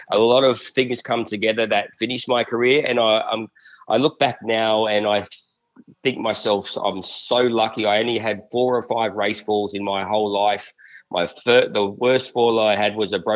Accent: Australia; moved away as an adult; also born or lived in Singapore; go back to my home country where I had family

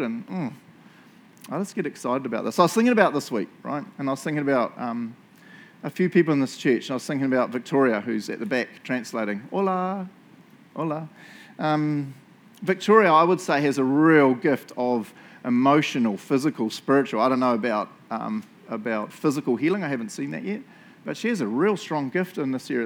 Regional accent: New Zealand; moved away; I'm from New Zealand

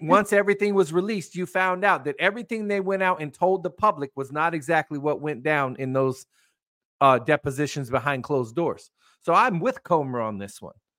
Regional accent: United States; I'm sitting here as an American

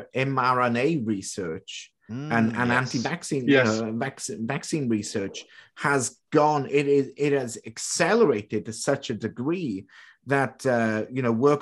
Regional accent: United Kingdom; now in Canada; I'm British

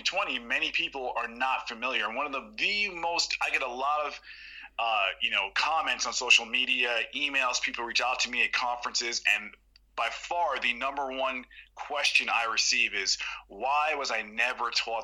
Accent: New York City, New York, United States; I was born in New York City in the Bronx, New York

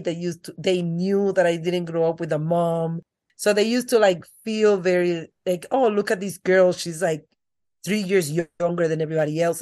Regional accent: Dominican Republic; accent: thick accent; English is a second language; moved away; I grew up in the Dominican Republic with my grandmother.

